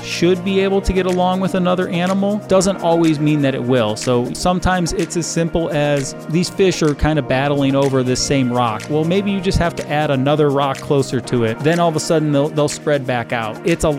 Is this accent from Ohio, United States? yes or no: yes; Cleveland, Ohio, United States; I grew up in the state of Ohio. I grew up in just outside Cleveland, Ohio, right on Lake Erie.